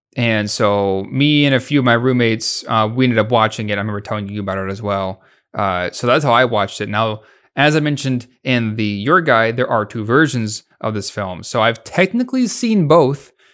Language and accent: English; United States; we're both American